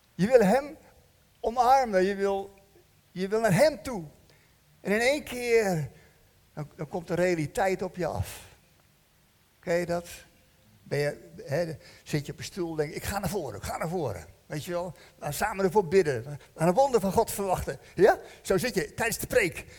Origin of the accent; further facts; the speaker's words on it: Netherlands; We zijn Hollanders